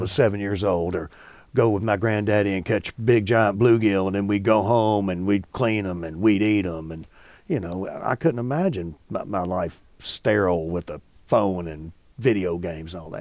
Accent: Bardstown, Kentucky, United States; when I was growing up in Bardstown

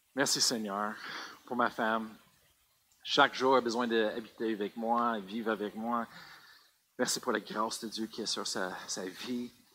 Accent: Colorado, United States; French is a second language; moved away; j'ai grandi au Colorado

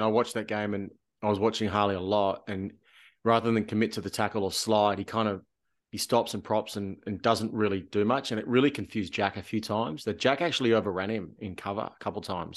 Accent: Canberra, Australian Capital Territory, Australia; growing up in Canberra playing rugby league

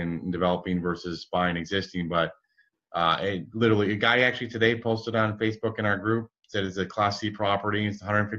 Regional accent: Midwest, United States; I grew up in the Midwest.

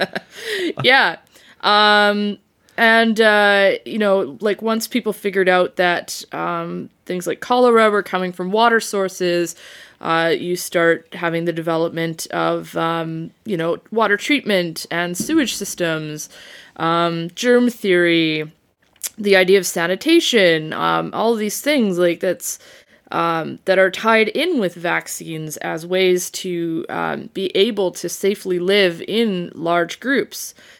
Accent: Saskatchewan, Canada; moved away; I'm from Saskatchewan

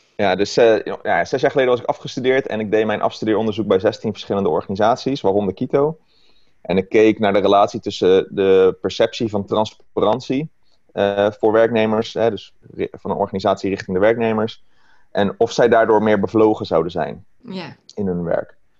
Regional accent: Rotterdam, South Holland, Netherlands; now in Maasluis, Netherlands; woon in Maasluis, geboren in Rotterdam

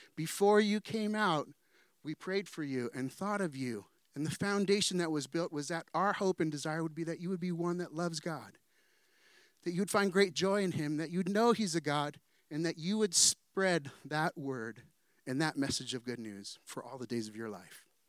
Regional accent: San Diego, California, United States; also born or lived in Danville / Chula Vista; I'm from San Diego

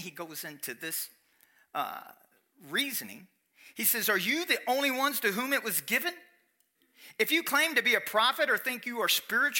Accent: Kentucky, United States; I'm from Kentucky

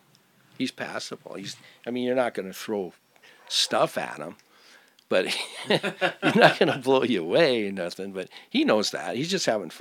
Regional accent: Minneapolis, Minnesota, United States; I'm from Minneapolis

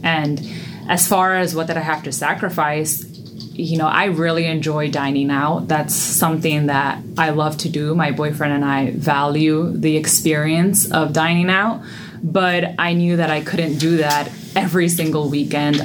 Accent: New York City, New York, United States; I was born and raised in the Bronx, New York

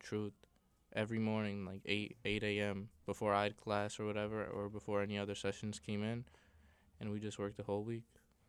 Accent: Yonkers, New York, United States; I'm from Yonkers.

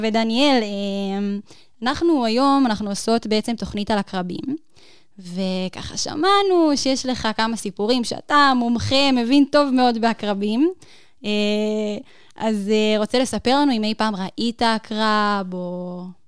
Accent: Northern District, Israel; אני מהצפון.

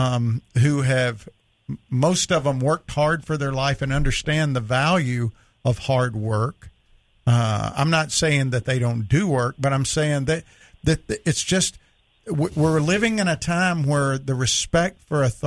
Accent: the South, United States; I grew up in the South

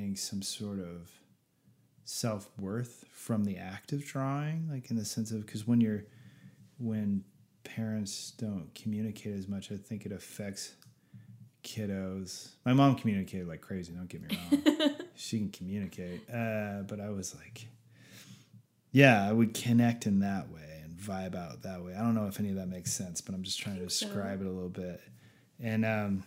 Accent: Montana, United States; I grew up in Montana, but a lot of my time was spent in Nine Mile in a cabin

